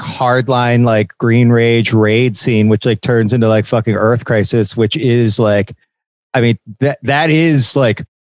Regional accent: Philadelphia, Pennsylvania, United States; I'm from Philly

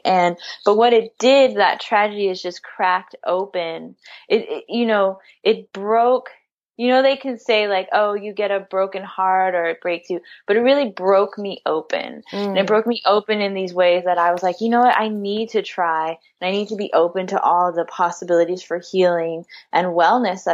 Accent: San Francisco, California, United States; I grew up in San Francisco, born and raised.

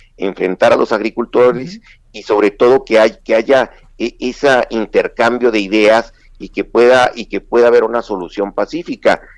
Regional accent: Chihuahua, Mexico; los chihuahuenses no somos enemigos de, los mexicanos

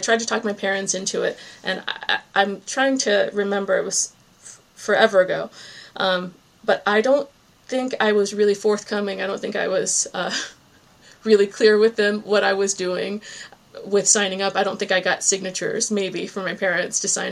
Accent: Virginia Beach, Virginia, United States; moved away as an adult; also born or lived in New England; now in Cape Cod, Massachusetts, United States; my hometown, Virginia Beach, Virginia

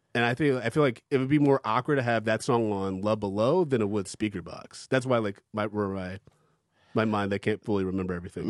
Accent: Ann Arbor, Michigan, United States; moved away; I grew up in Ann Arbor

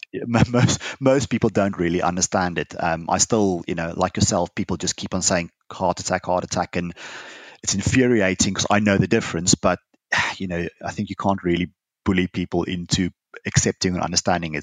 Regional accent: South Africa; now in United Kingdom; I'm a South African

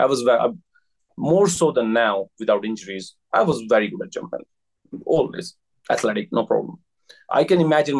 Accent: India; moved away as an adult; now in Japan; I'm from India

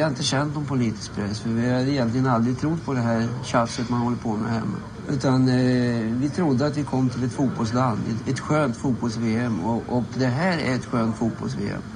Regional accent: Sweden; hemma i Sverige

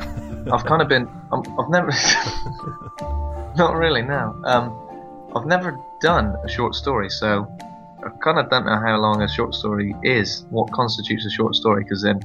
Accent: Bristol, South West England, United Kingdom; I'm from Bristol.

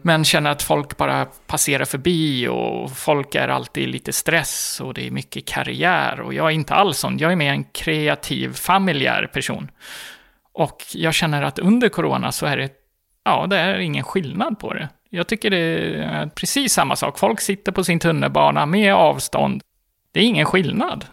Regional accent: Gotland, Sweden; moved away as an adult; also born or lived in Stockholm; jag kommer från Gotland där det är ganska normalt att man kanske har en två, tre barn vid 25 års ålder

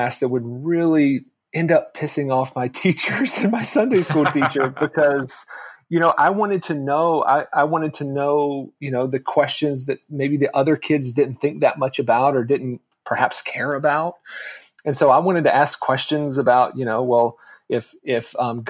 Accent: North Carolina, United States; I'm from North Carolina, born and raised. I grew up in a very, very small town

